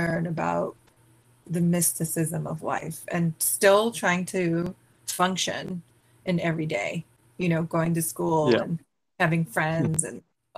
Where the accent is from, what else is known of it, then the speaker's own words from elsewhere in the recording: Boston, Massachusetts, United States; Yeah, I was born in Boston, Massachusetts, the East Coast of America